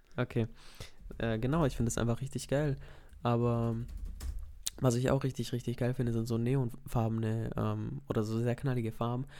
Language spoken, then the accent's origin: German; Swabia, Baden-Württemberg, Germany; ich bin ja trotzdem im Schwarmländler aufgewachsen